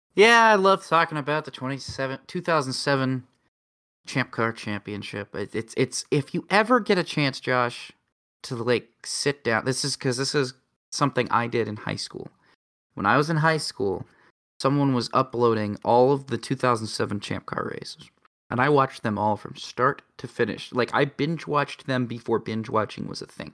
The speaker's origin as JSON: {"language": "English", "country": "United States", "said": "I'm an American"}